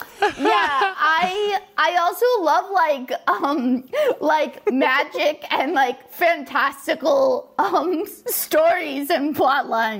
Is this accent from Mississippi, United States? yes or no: no; Orange County, Southern California, United States; I grew up in Orange County where there was like no art or culture